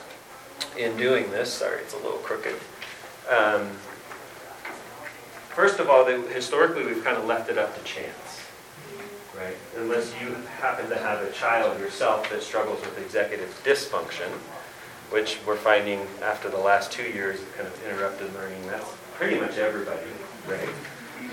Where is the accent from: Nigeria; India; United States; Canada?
United States; California; I'm a teacher from California